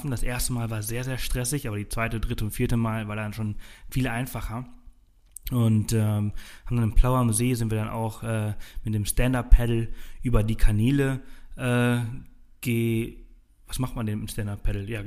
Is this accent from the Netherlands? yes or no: no; Balearic Islands, Spain; Ich komme aus Mallorca. Ich, ich liebe die Wellen. Auf Mallorca haben wir sie zwar nicht